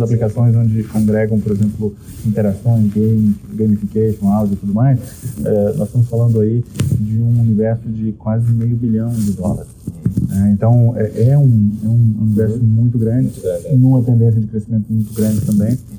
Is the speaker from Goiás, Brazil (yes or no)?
yes; Goiás, Brazil; eu sou de um, do Brasil, eu, eu sou de Goiás, né, no interior do Brasil